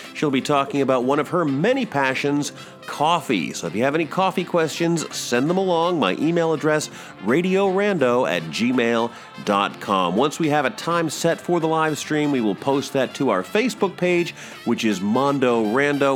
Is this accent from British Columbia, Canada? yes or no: no; Toronto, Ontario, Canada; now in Cambridge, Canada; I'm from Scarborough.